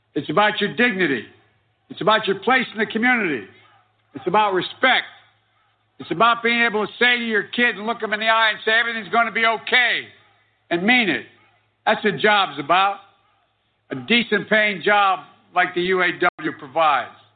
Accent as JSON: {"language": "English", "town": "Scranton", "region": "Pennsylvania", "country": "United States", "tie": "born or raised there", "said": "growing up in Scranton"}